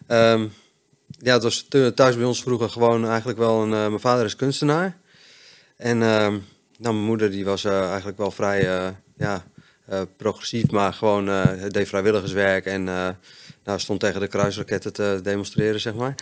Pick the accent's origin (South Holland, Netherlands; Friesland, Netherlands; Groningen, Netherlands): Friesland, Netherlands; also born or lived in Hoogeveen, Drenthe; ik ben opgegroeid in Friesland